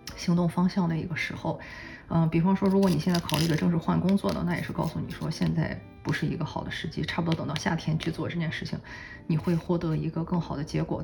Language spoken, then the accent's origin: Chinese; China; 我们中国人来说，春节也快要到了